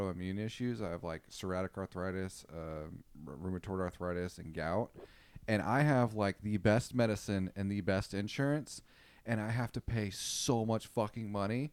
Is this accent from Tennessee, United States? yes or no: no; Austin, Texas, United States; I was raised in Austin